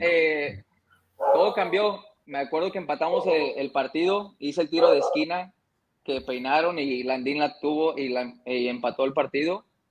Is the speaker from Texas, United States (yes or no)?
yes; Longview, Texas, United States; yo nací en, aquí en Texas, en un pueblito que se llama Longview, Texas